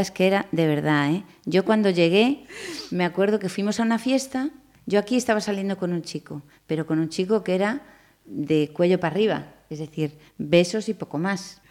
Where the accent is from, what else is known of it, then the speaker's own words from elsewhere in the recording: Pontevedra, Galicia, Spain; also born or lived in Madrid; me quería venir para Pontevedra porque era mi tierra